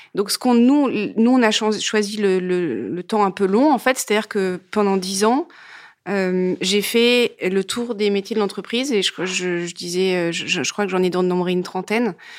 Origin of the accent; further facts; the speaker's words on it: Grenoble, Auvergne-Rhône-Alpes, France; Je viens de Grenoble, je viens donc du Dauphiné